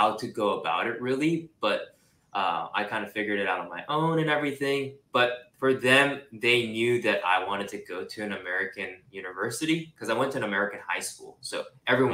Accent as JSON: {"language": "English", "country": "Singapore", "tie": "born or raised there", "also_born_or_lived": "Japan", "moved": "as an adult", "lives_now": "California, United States", "said": "I was born in Japan. So I'm Japanese, and I was raised there until I was five. And then I grew up in Singapore pretty much my entire life"}